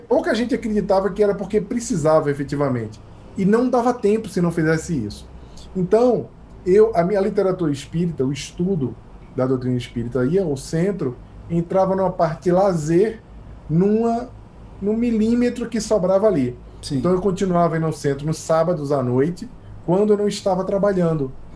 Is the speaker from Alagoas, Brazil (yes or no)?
no; Recife, Pernambuco, Brazil; also born or lived in Rio de Janeiro / United States; now in São Paulo, Brazil; eu sou pernambucano